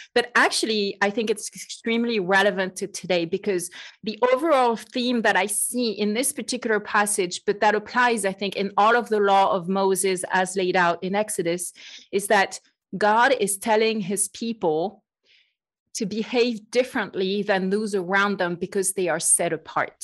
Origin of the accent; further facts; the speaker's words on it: France; accent: French; English is a second language; moved away as an adult; now in United States; I am truly French, as you can probably hear. I joke that I've been trying to get rid of my French accent for about thirty years